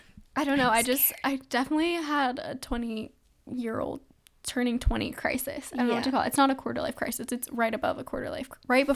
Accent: Arizona, United States; And like we're from Arizona, so we're wimps.

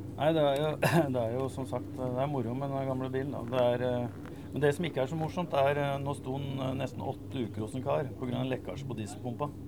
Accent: Eidsvoll, Akershus, Norway

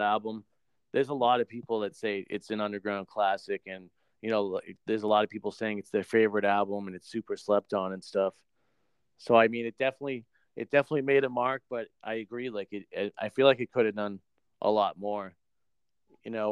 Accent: New Hampshire, United States; I'm I'm from New Hampshire

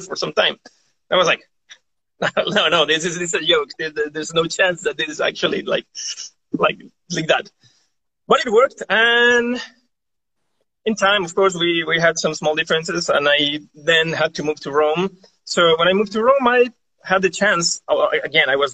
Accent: Chile; moved away as an adult; now in Montecelio, Italy; I was born in Chile from a half Italian family.

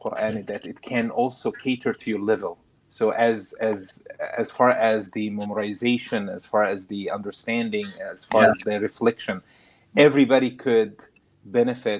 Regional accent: Egypt; moved away; also born or lived in Kuwait; I grew up in Kuwait, and then we moved to Egypt

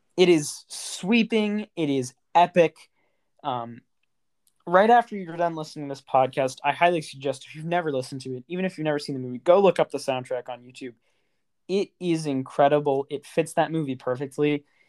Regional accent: Kentucky, United States; now in Texas, United States; We're we're from Kentucky, which is a border state, and I I now live in Texas.

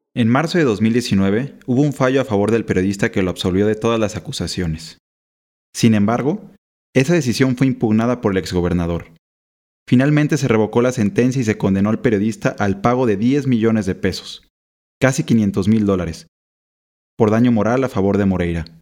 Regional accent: Mexico; periodista mexicano.

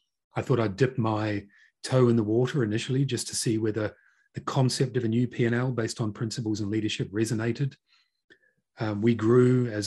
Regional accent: North Island, New Zealand; moved away as an adult; now in United Kingdom; I'm originally from Aotearoa, New Zealand. Grew up in a small town and in the North Island, and I moved to the UK about just over two decades ago.

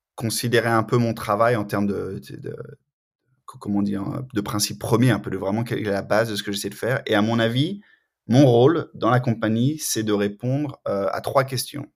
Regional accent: France; moved away as an adult; also born or lived in Canada; now in Cambridge, United States; je suis de France originellement. J'ai déménagé au, Canada pour un moment, après aux États-Unis, et maintenant, depuis euh, mars 2019, euh, je suis à Cambridge, dans le Massachusetts

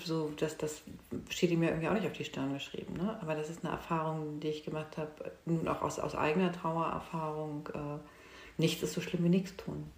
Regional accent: Hamburg, Germany; moved away as an adult; now in Lübeck, Germany; ich bin Hamburgerin

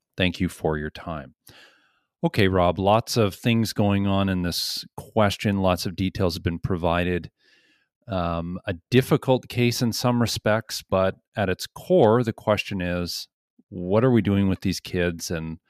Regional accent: Ontario, Canada; I'm from Ontario and I have a family and a job there.

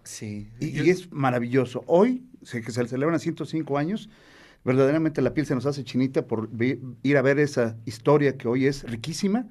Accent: Puebla, Mexico; yo soy poblano, pero este, mi abuelo era de allá.

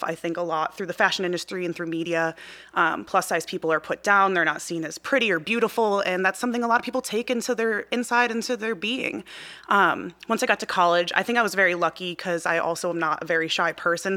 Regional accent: outside of Chicago, Midwest, Illinois, United States; I grew up in the Midwest.

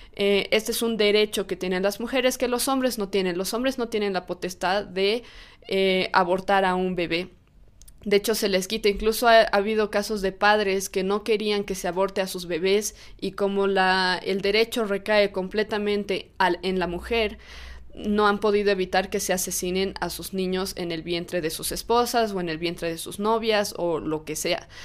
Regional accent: Bolivia; en mi país, en Bolivia

